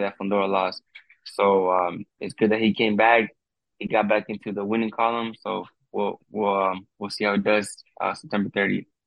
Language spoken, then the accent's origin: English; United States; I'm being being Mexican American